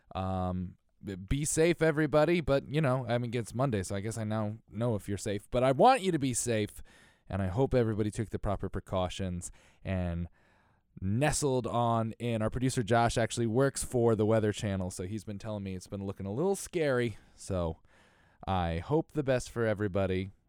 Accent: Connecticut, United States; I'm from Connecticut

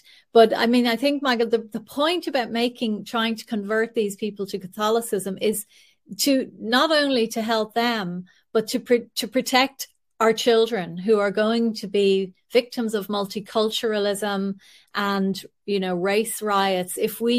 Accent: Ireland; because we as Irish

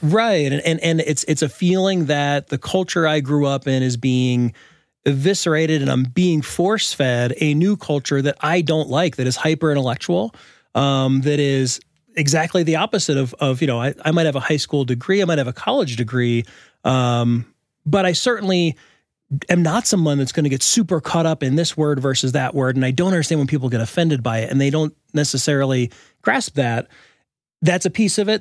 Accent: United States; now in Boulder, Colorado, United States; I was raised in America, too, as a white boy

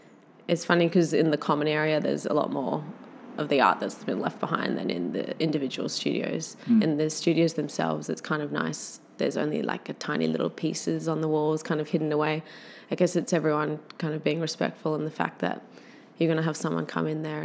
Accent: Catharaba, Australia; the clay is sourced from my parents' property where I grew up in Catharaba.

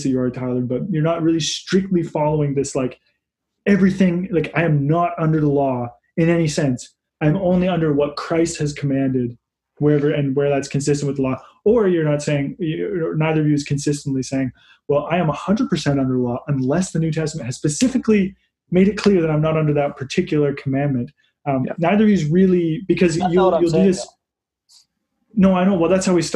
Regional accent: Canada; I'm a Canadian.

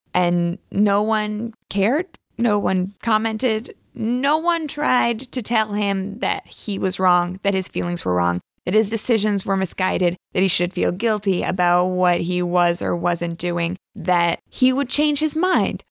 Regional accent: the South, United States; I grew up in the South, in the Bible Belt

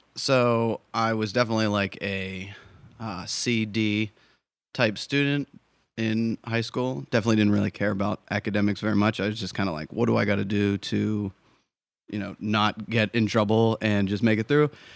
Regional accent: Pittsburgh, Pennsylvania, United States; moved away as an adult; also born or lived in Miami / San Diego / Chicago; now in New Hampshire, United States; I was born in Miami, spent most of my life in Pittsburgh, Pennsylvania.

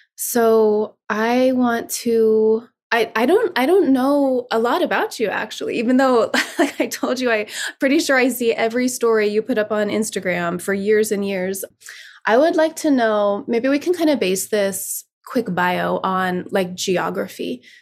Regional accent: South Lake Tahoe, California, United States; moved away; I was in South Lake Tahoe, my hometown

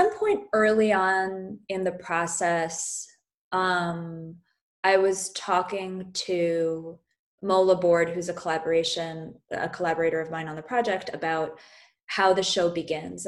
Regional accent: Great Neck, New York, United States; growing up in Great Neck

